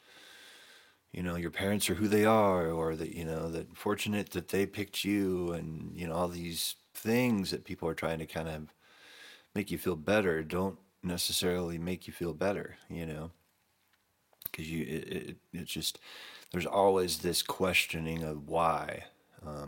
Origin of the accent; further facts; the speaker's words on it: Camarillo, California, United States; the same town that I grew up in Camarillo, California